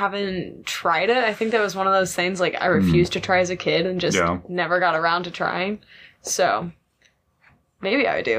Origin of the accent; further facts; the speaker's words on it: Cleveland, Ohio, United States; moved away; I'm from Cleveland.